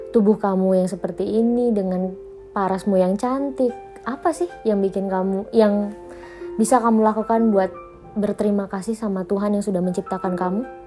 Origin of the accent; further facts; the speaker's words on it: Palembang, South Sumatra, Indonesia; now in Jakarta, Indonesia; tempat asalku di Palembang